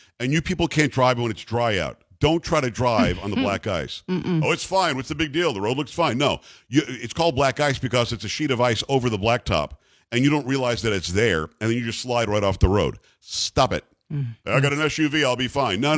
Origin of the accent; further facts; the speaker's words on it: Metro New York, United States; moved away as an adult; now in San Antonio, United States; I'm from Metro New York originally, but I've been in San Antonio, it's approaching 17 years.